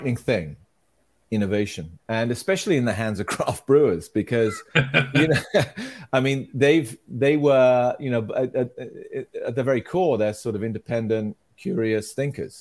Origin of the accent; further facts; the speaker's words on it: United Kingdom; as a kid, I grew up in Britain